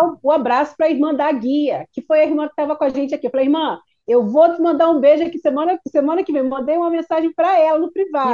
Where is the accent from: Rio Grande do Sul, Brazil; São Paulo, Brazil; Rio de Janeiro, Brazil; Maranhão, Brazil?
Rio de Janeiro, Brazil; Duque de Caxias; moved away; Eu sou de Caxias